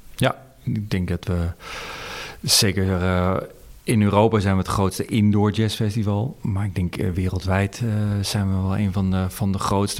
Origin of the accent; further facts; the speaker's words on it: Amsterdam, North Holland, Netherlands; ik kom uit Amsterdam